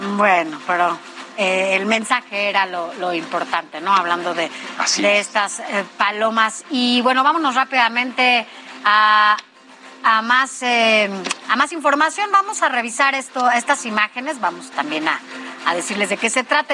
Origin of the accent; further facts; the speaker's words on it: Mexico; ¿cómo somos los mexicanos